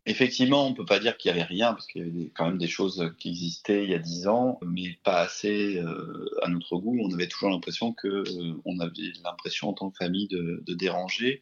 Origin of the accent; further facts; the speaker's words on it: Aix-en-Provence, Provence-Alpes-Côte d'Azur, France; on est natif d'Aix-en-Provence